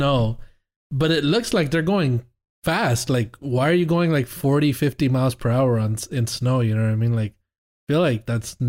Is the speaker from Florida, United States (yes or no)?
yes; Miami, Florida, United States; I'm from Miami, not Florida